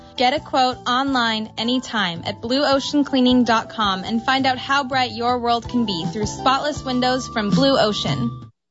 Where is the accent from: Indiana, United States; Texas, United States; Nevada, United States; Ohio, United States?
Texas, United States; I'm Texan. I'm from Texas